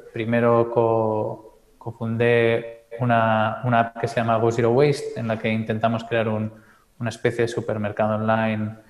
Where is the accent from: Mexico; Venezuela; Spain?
Spain; Calella, Catalonia; soy de. Eh, Calella, un pueblo un poco más al norte de Barcelona, cerca de la playa